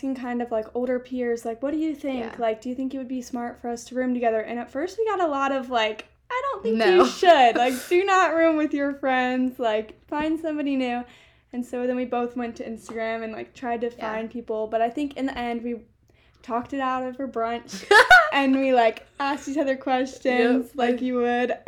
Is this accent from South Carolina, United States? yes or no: yes; Greenville, South Carolina, United States; I'm from Greenville, South Carolina